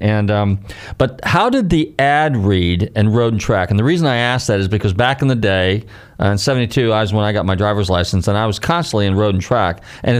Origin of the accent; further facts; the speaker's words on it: Marin County, Northern California, United States; I grew up in Northern California. I'm from Marin County. My mom and dad had a motel in San Francisco.